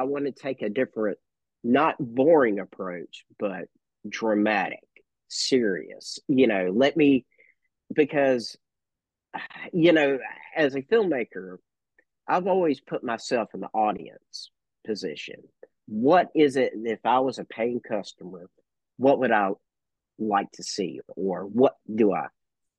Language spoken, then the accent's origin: English; the South, United States; I'm a Southerner